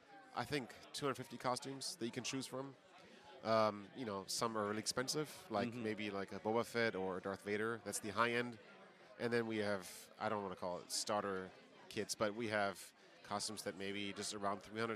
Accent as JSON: {"language": "English", "town": "Franklin", "region": "Tennessee", "country": "United States", "said": "I'm from Franklin, which is south of Nashville."}